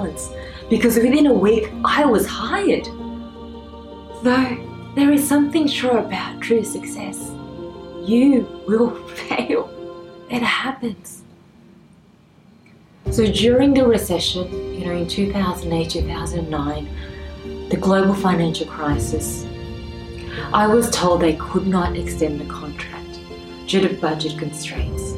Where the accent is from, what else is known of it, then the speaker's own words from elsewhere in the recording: Australia; I always only thought of myself as being Australian.